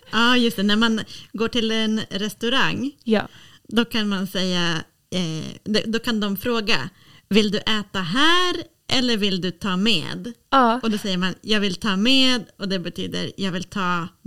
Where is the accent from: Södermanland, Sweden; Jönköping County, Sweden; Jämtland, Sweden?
Jämtland, Sweden; Östersund; also born or lived in Uppsala; Jag bodde i Östersund, jag föddes i Uppsala, men jag bodde inte i Uppsala.